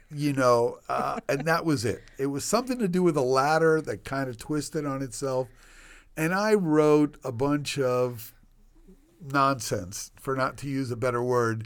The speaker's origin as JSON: {"language": "English", "area": "Washington, D.C. area", "region": "District of Columbia", "country": "United States", "tie": "born or raised there", "also_born_or_lived": "Cuba / Puerto Rico", "lives_now": "Miami, United States"}